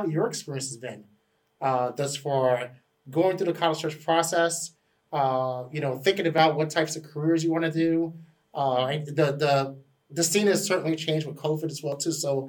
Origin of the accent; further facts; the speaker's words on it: New York City, New York, United States; I'm from the Bronx